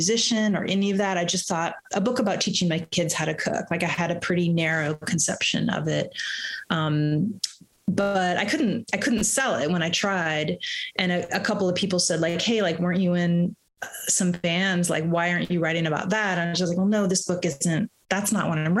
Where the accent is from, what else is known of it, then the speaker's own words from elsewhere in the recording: Bloomington, Indiana, United States; moved away; also born or lived in Boston / United Kingdom; I grew up in Bloomington, Indiana, which still has, and just an amazingly vibrant music scene.